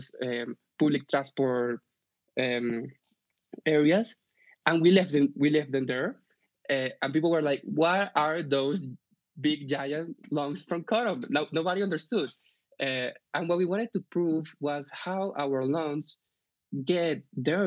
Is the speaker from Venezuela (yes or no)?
yes; Venezuela; also born or lived in Bogota, Colombia; now in Colombia; I'm from Venezuela originally, although I live here in Colombia since 7 years ago